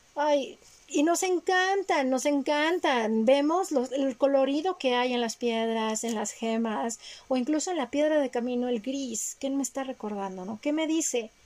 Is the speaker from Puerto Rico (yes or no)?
no; Mexico; yo nací en México